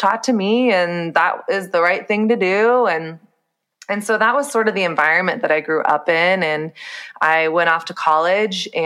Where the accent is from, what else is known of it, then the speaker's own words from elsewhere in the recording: Texas, United States; So I grew up in the South. I grew up in Texas